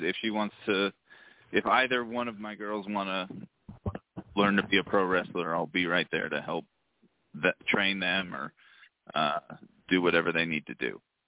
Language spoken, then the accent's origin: English; Utah, United States; I'm from Utah, wrestle out of Utah.